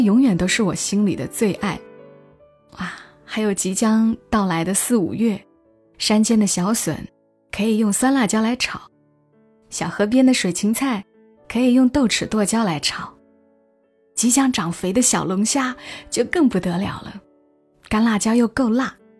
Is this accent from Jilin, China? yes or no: no; Changsha, Hunan, China; moved away as an adult; now in Shenzhen, China; 我是长沙人。虽然今年来了深圳